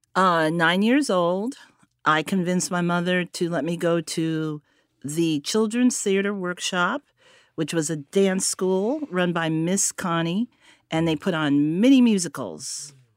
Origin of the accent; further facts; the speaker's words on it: Connecticut, United States; also born or lived in Harlem, New York; I was born in Connecticut, but I grew up between Connecticut and Harlem